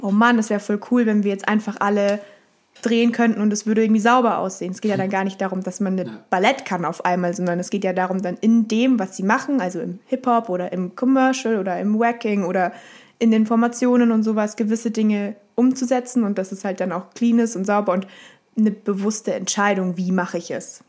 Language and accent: German; Munich, Bavaria, Germany; moved away as an adult; also born or lived in Hamburg; ich bin in München aufgewachsen, war in München, habe in München meine Ausbildung gemacht